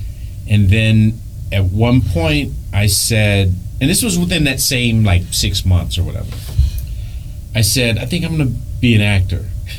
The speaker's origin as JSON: {"language": "English", "town": "Detroit", "region": "Michigan", "country": "United States", "said": "But I came from Detroit, so it wasn't that... I was. This is how bad I wanted it."}